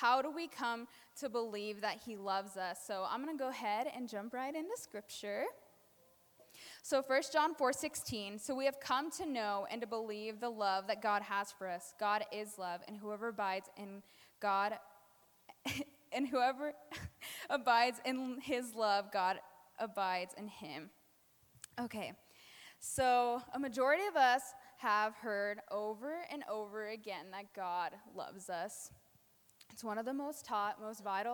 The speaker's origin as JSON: {"language": "English", "region": "New Mexico", "country": "United States", "moved": "yes", "lives_now": "Colorado, United States", "said": "I am from New Mexico."}